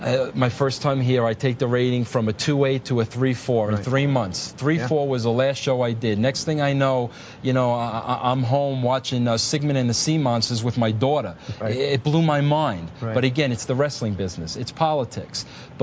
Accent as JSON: {"language": "English", "region": "New York", "country": "United States", "said": "You know, coming from Long Island, you know I'm a New Yorker."}